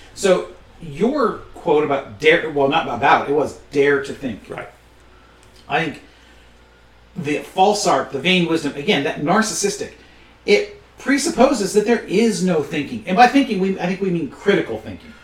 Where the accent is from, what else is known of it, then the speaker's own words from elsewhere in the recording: Michigan, United States; being born and bred in Michigan, even though my parents both come from Eastern Kentucky